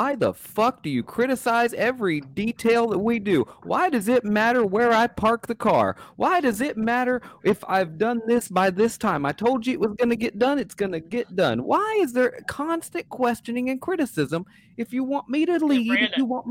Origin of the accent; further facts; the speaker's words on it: the South, United States; I was raised in the South